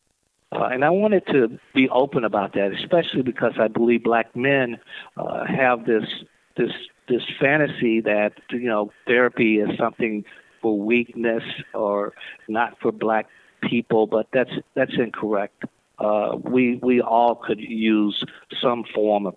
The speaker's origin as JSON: {"language": "English", "region": "the South", "country": "United States", "tie": "born or raised there", "said": "folks my age growing up in the South"}